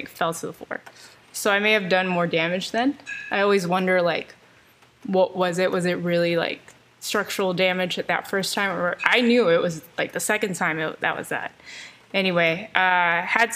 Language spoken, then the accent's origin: English; Elk Grove, California, United States; I'm from Elk Grove, California. I went to Franklin High School in Elk Grove